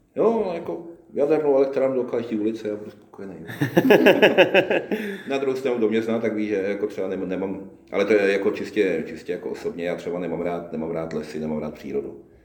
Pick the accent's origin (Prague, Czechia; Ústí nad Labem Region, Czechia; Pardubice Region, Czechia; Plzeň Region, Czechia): Ústí nad Labem Region, Czechia; Roudnice nad Labem; also born or lived in Boušovice; jsem jako malý vyrůstal, vyrůstal, vyrůstal v Roudnici